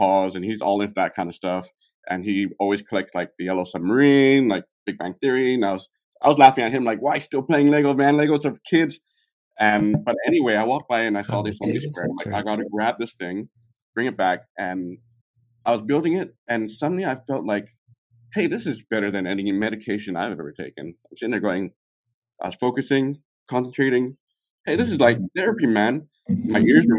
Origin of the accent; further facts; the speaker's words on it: California, United States; moved away as an adult; now in Hong Kong; I was born in Hong Kong. I'm in Hong Kong still right now. But I was raised in the U.S. in California